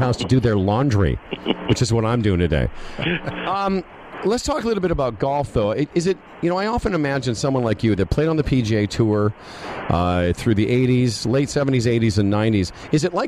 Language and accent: English; Moose Jaw, Saskatchewan, Canada; moved away; also born or lived in United States; I grew up in Moose Jaw, Saskatchewan.